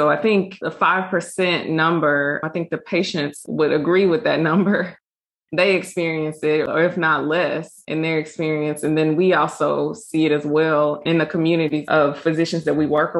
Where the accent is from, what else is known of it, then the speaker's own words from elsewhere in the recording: Mississippi, United States; just the way that we're raised and our experiences throughout growing up as African-Americans, growing up in Mississippi